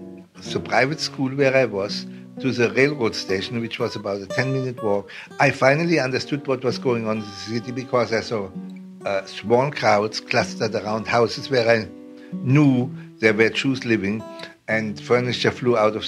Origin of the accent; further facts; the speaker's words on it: Mannheim, Baden-Württemberg, Germany; also born or lived in Queens, New York; now in New York, United States; I was born in Mannheim, Germany. My parents were middle or upper middle class